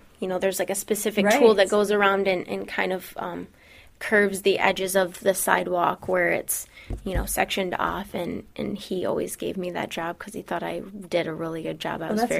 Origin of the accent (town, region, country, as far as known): Belding, Michigan, United States